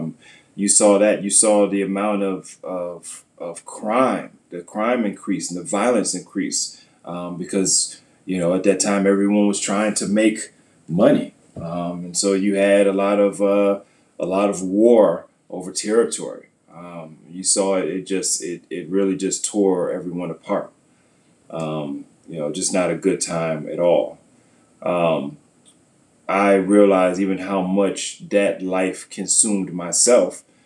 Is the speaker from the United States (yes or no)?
yes; New York City, New York, United States; also born or lived in Syracuse, New York; I grew up in New York, Queens, New York, and Syracuse, New York